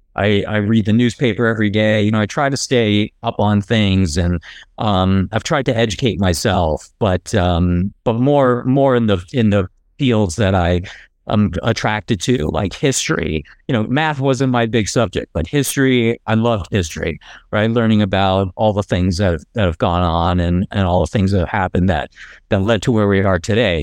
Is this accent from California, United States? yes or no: no; New Jersey, United States; moved away; I grew up in New Jersey